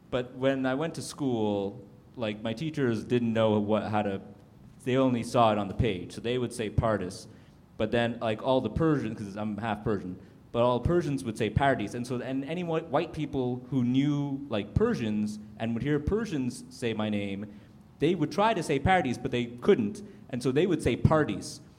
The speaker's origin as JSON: {"language": "English", "country": "Canada", "tie": "born or raised there", "said": "I, I was in French immersion, like all because I grew up in Canada"}